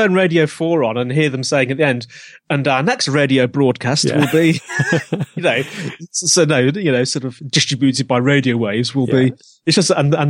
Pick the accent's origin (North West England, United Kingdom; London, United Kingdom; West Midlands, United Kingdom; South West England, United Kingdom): West Midlands, United Kingdom; Birmingham; accent: Brummie; No, you can hear my Brummie accent. That does come out from time to time.